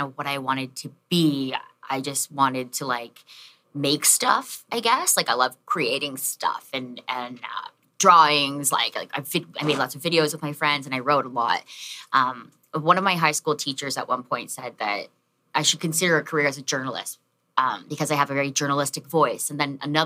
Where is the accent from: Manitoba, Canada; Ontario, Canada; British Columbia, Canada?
Ontario, Canada; Chatham; moved away as an adult; also born or lived in Windsor, Ontario; now in Toronto, Canada; I was born in Chatham, Ontario.